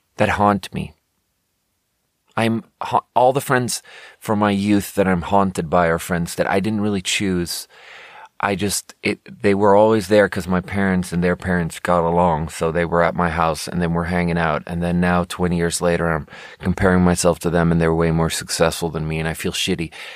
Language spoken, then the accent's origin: English; Sweden; moved away; growing up in Sweden